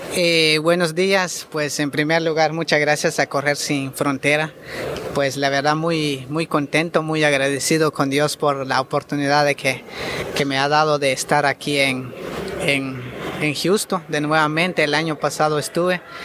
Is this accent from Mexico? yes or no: no; Guatemala; lo hago por mi país y estoy muy orgulloso que soy guatemalteco